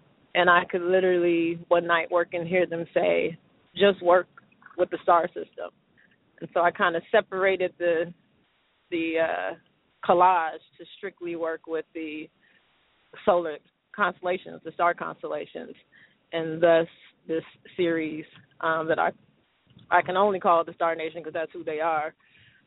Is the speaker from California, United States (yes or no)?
yes; Los Angeles, California, United States; I am hailing from the City of Angels